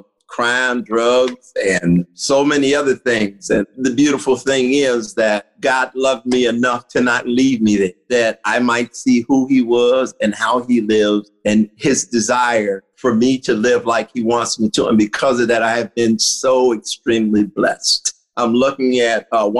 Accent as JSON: {"language": "English", "town": "Cincinnati", "region": "Ohio", "country": "United States", "tie": "born or raised there", "said": "I'm originally from Cincinnati, Ohio. I grew up in a ghetto"}